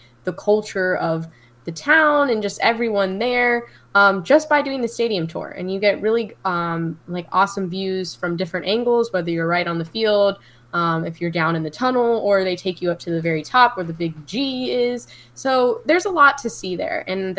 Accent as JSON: {"language": "English", "area": "about an hour away from Orlando", "region": "Florida", "country": "United States", "tie": "born or raised there", "moved": "yes", "said": "in my hometown where my parents live about an hour away from Orlando"}